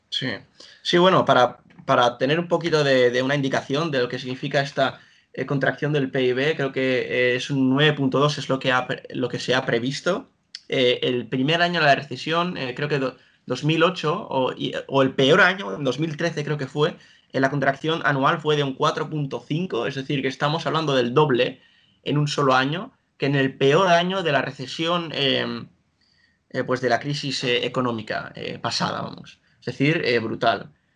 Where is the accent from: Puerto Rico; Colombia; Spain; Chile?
Spain; Girona, Catalonia; now in Nijmegen, Netherlands; también he nacido en, Gerona, en, España, y también vivo actualmente ahora en Holanda